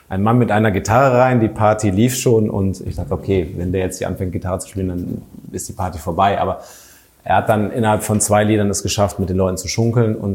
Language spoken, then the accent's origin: German; North Rhine-Westphalia, Germany; bei uns am Niederrhein, da wo ich herkomme, gibt es halt Bessen Geneva, das ist ja auch, auch Grenz, äh, Grenzgebiet